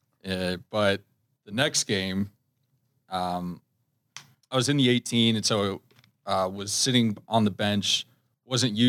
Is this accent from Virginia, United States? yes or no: yes; Virginia, United States; moved away as an adult; now in Minnesota, United States; I'm from Virginia